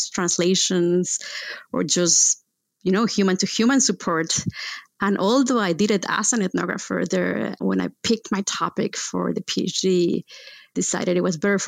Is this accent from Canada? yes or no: no; central Mexico, Mexico; moved away as an adult; also born or lived in Texas; I was born in Mexico, in central Mexico, and educated among a farm and the city